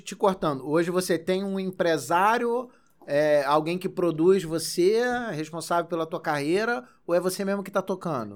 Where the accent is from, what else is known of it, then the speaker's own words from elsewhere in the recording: Magé, Rio de Janeiro, Brazil; eu cresci em Magé.